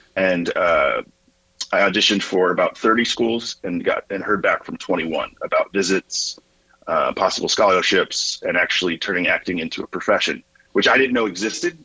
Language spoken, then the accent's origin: English; Northern Virginia, United States; moved away as an adult; also born or lived in Lincoln, Nebraska / Evansville, Indiana; I'm from the Virginia side, but never claimed Virginia